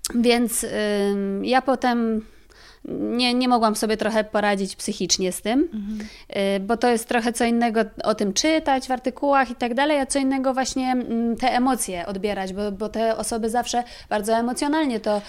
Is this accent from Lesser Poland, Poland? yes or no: yes; near Kraków, Lesser Poland, Poland; moved away as an adult; now in Warsaw, Poland; ja jestem spod Krakowa